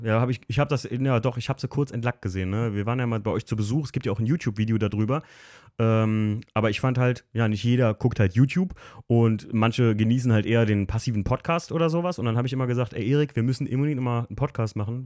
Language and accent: German; Alken, Rhineland-Palatinate, Germany; im wunderschönen Algen, meinem Heimatort